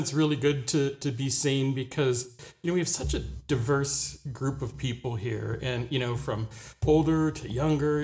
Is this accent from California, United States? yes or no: yes; Orange County, California, United States; moved away; I grew up in Orange County, California, down in Southern California, kind of between LA and San Diego